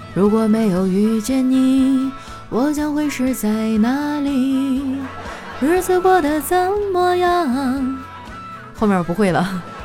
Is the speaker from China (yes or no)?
yes; northern China, China; 我作为一个北方人